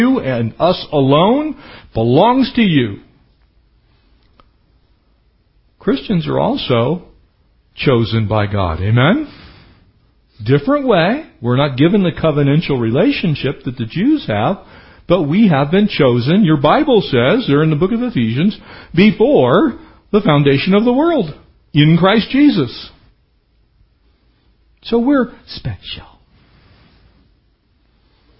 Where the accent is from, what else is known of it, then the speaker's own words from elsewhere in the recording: San Diego County, California, United States; I grew up in San Diego County.